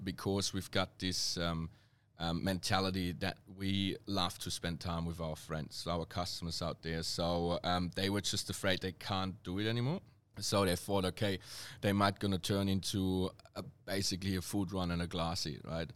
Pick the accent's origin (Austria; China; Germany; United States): Germany; accent: serious German; English is a second language; moved away as an adult; now in Melbourne, Australia; my accent is quite, um, uh, serious German